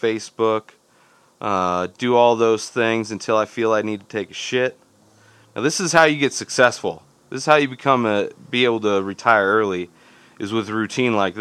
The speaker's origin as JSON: {"language": "English", "region": "Southern California", "country": "United States", "tie": "born or raised there", "moved": "yes", "lives_now": "Denver, United States", "said": "Growing up in Southern California"}